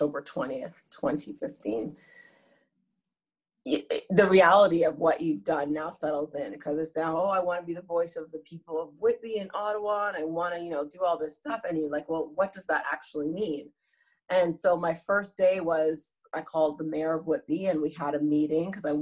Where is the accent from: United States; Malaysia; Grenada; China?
Grenada; now in Canada; I'm from Grenada.